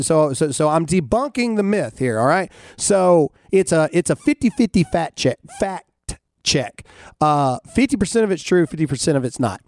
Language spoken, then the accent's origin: English; Mississippi, United States; I'm from Mississippi